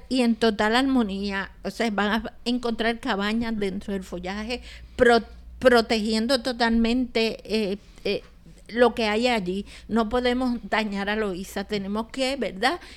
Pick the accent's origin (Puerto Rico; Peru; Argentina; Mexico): Puerto Rico; Loíza